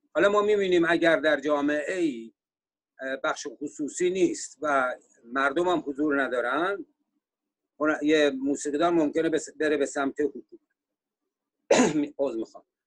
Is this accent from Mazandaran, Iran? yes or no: yes; Sari, Mazandaran, Iran; moved away as an adult; also born or lived in Tehran, Iran / Virginia, United States; now in United States; من اهل ساری هستم و در سال 1968 میلادی به امریکا آمدم